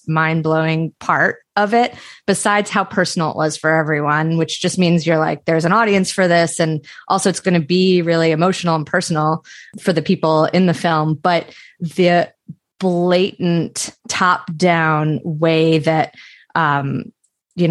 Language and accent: English; outside of Philadelphia, Pennsylvania, United States; I grew up outside of Philadelphia